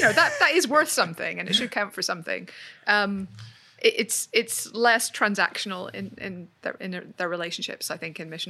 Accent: Northern Ireland, United Kingdom; moved away; I'm Northern Irish.

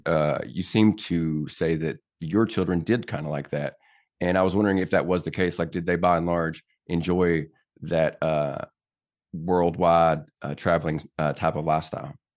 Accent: Tennessee, United States; moved away as an adult; born and raised here

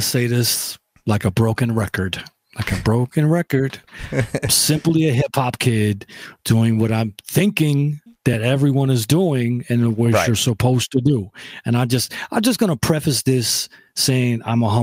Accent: Rochester, New York, United States; also born or lived in Buffalo, New York; I'm from Rochester

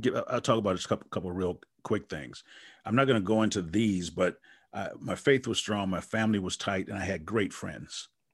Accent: Wisconsin, United States; I'm from Wisconsin

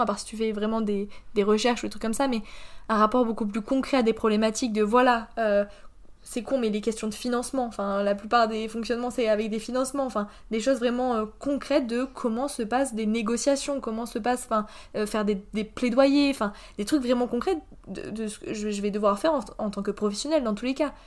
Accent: France; also born or lived in Poland; je suis une Française en Erasmus

